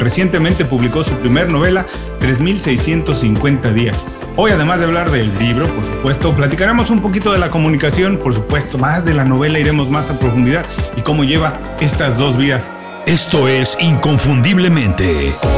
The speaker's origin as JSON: {"language": "Spanish", "country": "Mexico", "moved": "yes", "lives_now": "Miami, United States", "said": "yo soy un inmigrante, ah, yo soy mexicano, pero llegué a Miami"}